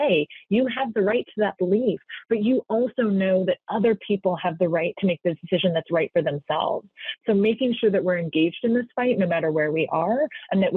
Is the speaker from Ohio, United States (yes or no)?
no; California, United States; now in Washington, D.C., United States; I'm from California, the great state of California. I'm here in Washington, D.C. now.